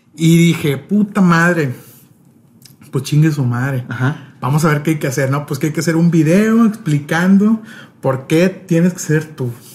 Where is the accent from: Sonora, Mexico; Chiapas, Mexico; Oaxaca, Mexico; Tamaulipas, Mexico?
Tamaulipas, Mexico; Tampico; now in Monterrey, Mexico; Yo no soy de Monterrey, o sea, vivo aquí en Monterrey, pero no soy de aquí. Yo soy de Tampico. Tampico, Tamaulipas, a mucha honra.